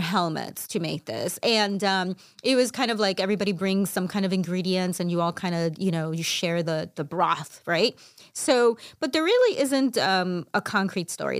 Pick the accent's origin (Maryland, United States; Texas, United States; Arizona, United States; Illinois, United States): Illinois, United States; Chicago; I'm Mexican Salvadoran from Chicago